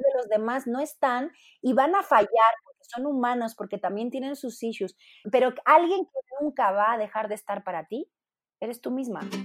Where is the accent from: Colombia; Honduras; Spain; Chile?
Spain; moved away as an adult; now in Mexico; como cantante española, compositora